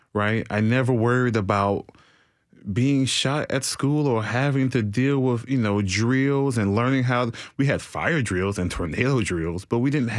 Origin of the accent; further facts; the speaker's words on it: Nashville, Tennessee, United States; I'm from the city. I'm not from Donelson, Antioch, Madison. I am from Nashville, Tennessee